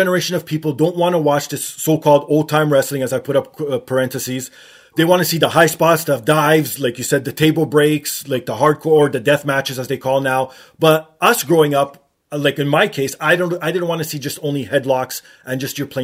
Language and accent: English; Canada; even myself growing up in Canada